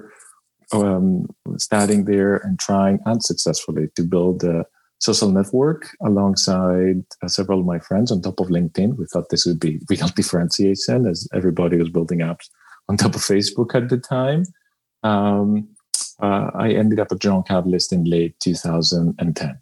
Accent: Greece; English is a second language; moved away as an adult; also born or lived in United Kingdom / Tokyo, Japan / United States; So I was made in Greece, in case you're wondering about the accent

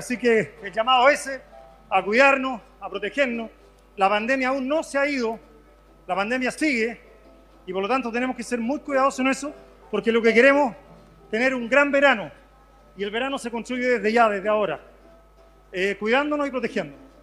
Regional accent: Chile; lo que somos como chilenos

